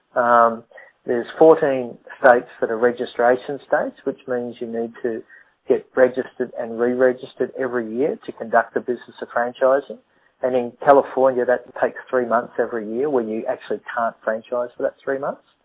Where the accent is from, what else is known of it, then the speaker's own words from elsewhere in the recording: Australia; I'm Australian